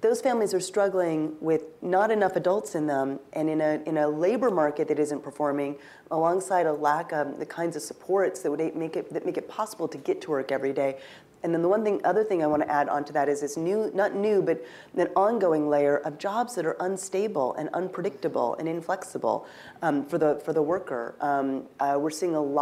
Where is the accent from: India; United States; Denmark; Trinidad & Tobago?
United States; Pacific Northwest; I'm from the Pacific Northwest